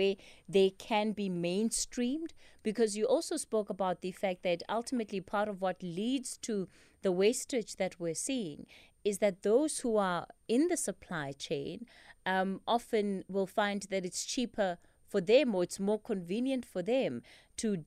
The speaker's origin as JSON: {"language": "English", "town": "Polokwane", "region": "Limpopo", "country": "South Africa", "tie": "born or raised there", "moved": "yes", "lives_now": "Johannesburg, South Africa", "said": "I'm from Polokwane, so I've grown up with mopani worms around me"}